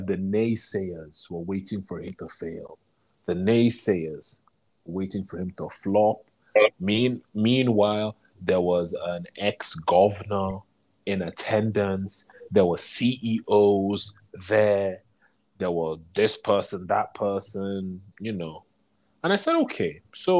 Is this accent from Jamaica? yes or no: no; London, United Kingdom; moved away; we grew up in London.